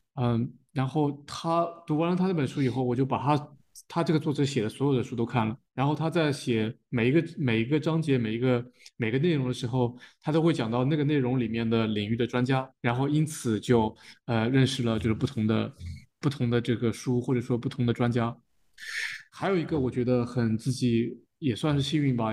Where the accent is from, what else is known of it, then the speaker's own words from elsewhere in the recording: China; 虽然我们在中国长大